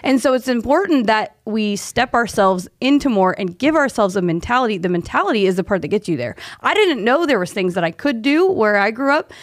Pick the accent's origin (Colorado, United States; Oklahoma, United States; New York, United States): Oklahoma, United States; Tulsa; now in Dallas, United States; I'm from Oklahoma